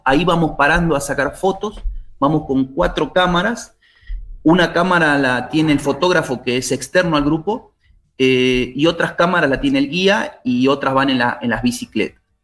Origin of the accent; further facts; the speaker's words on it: Buenos Aires, Argentina; moved away as an adult; now in Salta, Argentina; Yo soy oriundo de Buenos Aires, me vine hacia acá, hacia Salta